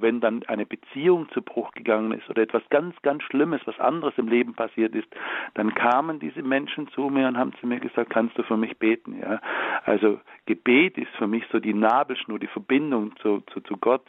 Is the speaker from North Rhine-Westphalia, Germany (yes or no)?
no; Baden-Württemberg, Germany; Ich komme ja aus Baden-Württemberg. Bei uns sagt man ja nicht geschumpfe ist genug gelobt